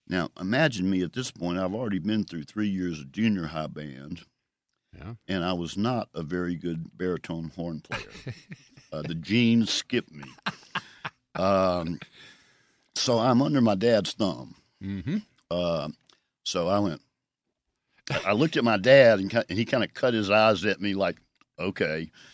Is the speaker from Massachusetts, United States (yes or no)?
no; Jackson, Mississippi, United States; also born or lived in Greenwood; My family moved to Jackson when I was two. So I grew up in the Broadmoor section of North Jackson.